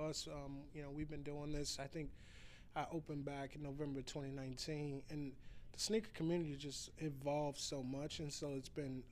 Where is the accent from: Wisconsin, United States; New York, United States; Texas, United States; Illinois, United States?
Illinois, United States; Chicago; moved away; I'm from Chicago